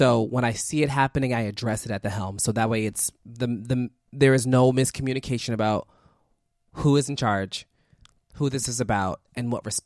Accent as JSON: {"language": "English", "town": "Philadelphia", "region": "Pennsylvania", "country": "United States", "said": "I'm from North Philly. I'm from 33rd and Diamond"}